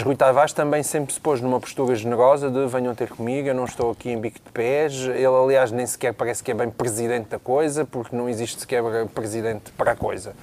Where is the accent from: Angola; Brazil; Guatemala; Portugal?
Portugal; Portalegre, Alentejo; a minha terra, a minha terra sendo Porto Alegre